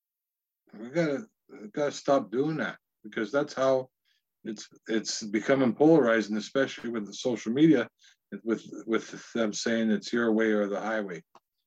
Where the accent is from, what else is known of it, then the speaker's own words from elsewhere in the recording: Northwestern Ontario, Canada; moved away as an adult; now in Ottawa, Canada; I'm from Northwestern Ontario and I live in Ottawa